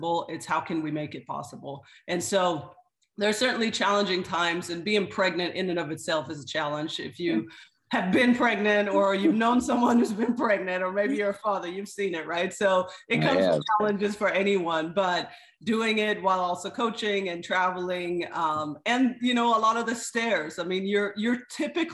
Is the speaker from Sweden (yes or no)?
yes; Sweden; moved away as an adult; also born or lived in Kenya / Zimbabwe; now in Orlando, United States; So I was actually born and raised in Sweden. But I am of Swedish and Kenyan descent.